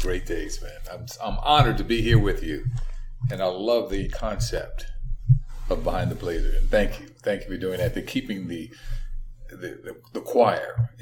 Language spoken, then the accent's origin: English; Philadelphia, Pennsylvania, United States; as a young African-American male growing up in West Philadelphia